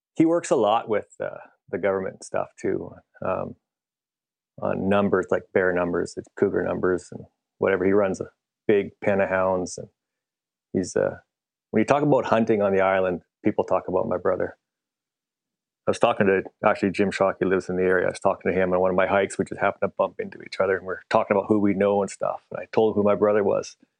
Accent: Canada; I am a Canadian, so I say meters

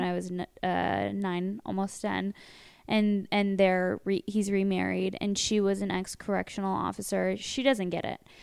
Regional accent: Westlake Village, California, United States; We grew up in Westlake

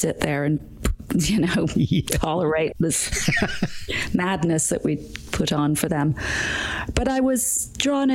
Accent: Edinburgh, Scotland, United Kingdom; I grew up in Edinburgh

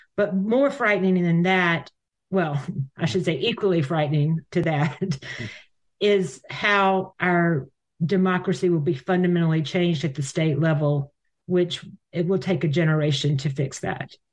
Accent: United States; I'm American

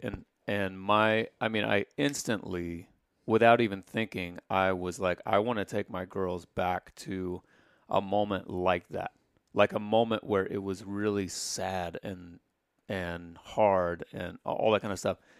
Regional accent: Indiana, United States; I grew up in Indiana

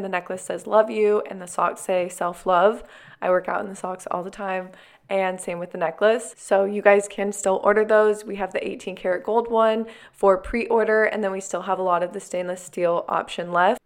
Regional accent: Arizona, United States; now in California, United States; I grew up in Arizona, but now we live in California

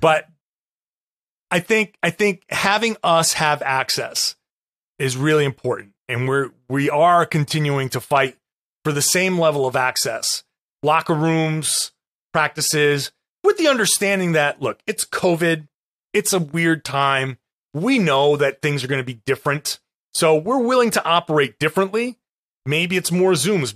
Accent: Rhode Island, United States; I grew up in Rhode Island.

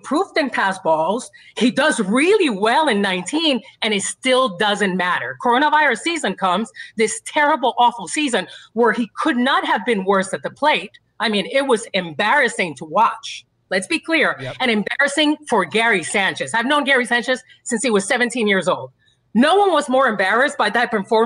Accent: Puerto Rico; I grew up in Puerto Rico. So I grew up with baseball that was fun and that was passionate

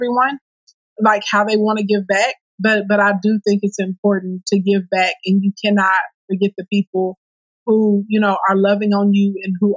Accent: Scott, Arkansas, United States; now in Little Rock, United States; I grew up in Scott, Arkansas, in the country on a farm, and I live in Little Rock now

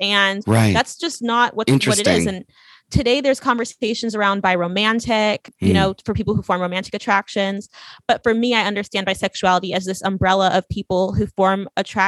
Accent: California, United States; moved away as an adult; also born or lived in Louisiana; I grew up in a very, very like open environment, just a bunch of hippies in California

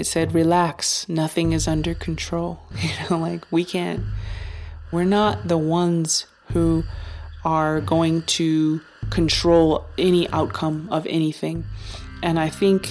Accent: Taos, New Mexico, United States; now in Santa Fe, United States; Taos, New Mexico, my hometown

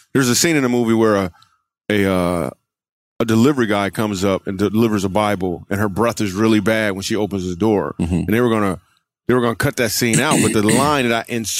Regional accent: Michigan, United States; also born or lived in New York / California; now in Texas, United States; I grew up in Michigan. I moved to New York. Met Jesus, moved to California, met my wife. Then we moved to Texas

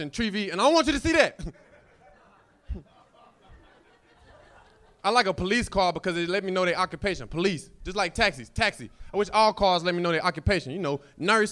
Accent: North Carolina, United States; I'm from North Carolina.

